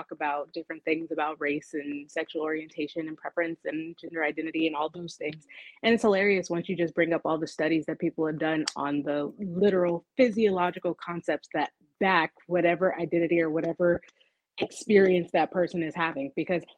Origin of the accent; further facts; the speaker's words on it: California, United States; now in Atlanta, United States; I'm from California too